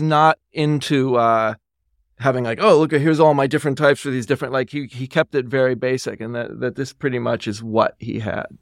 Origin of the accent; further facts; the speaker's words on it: New York, United States; I was born and raised in New York.